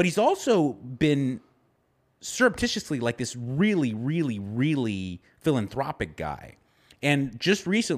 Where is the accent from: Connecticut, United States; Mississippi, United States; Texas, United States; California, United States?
California, United States; Los Angeles; I grew up in Southern California in the Los Angeles County. And I remember I was a little boy